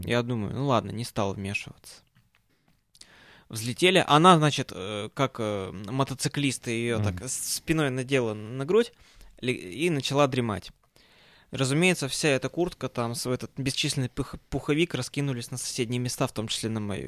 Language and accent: Russian; Perm, Perm Krai, Russia; когда я улетал из Перми, а, температура у нас на Западном Урале опустилась до минус тридцати семи градусов